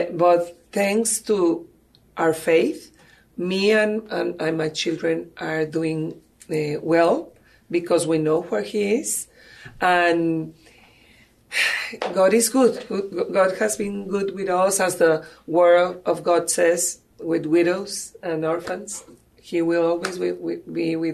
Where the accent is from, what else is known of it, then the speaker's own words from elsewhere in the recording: Mexico; English is a second language; moved away as an adult; now in San Antonio, United States; I am from Mexico. As you can see, English is not my first language, but I try. And I came to San Antonio in 2008.